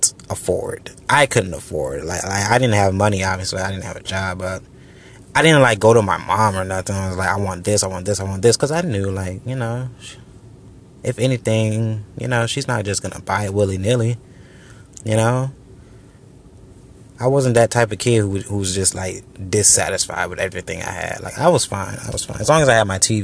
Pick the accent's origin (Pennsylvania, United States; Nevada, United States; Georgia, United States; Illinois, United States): Georgia, United States; also born or lived in Orlando, Florida; I've been here in Georgia